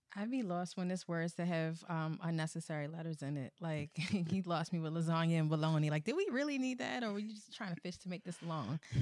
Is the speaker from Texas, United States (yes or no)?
no; Baltimore, Maryland, United States; accent: Baltimore; I'm from Baltimore.